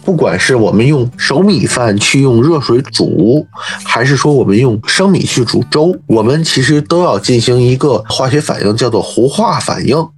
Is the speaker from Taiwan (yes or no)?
no; Tianjin, China; 我是天津人，我就说天津